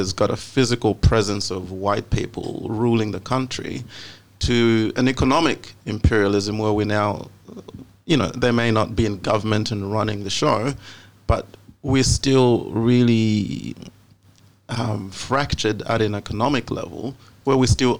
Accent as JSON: {"language": "English", "country": "Australia", "said": "That's why I'm Australian. Yeah, I'm not Zambian."}